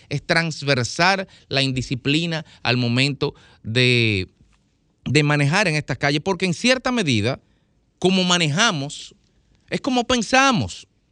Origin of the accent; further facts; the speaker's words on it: Dominican Republic; como dominicanos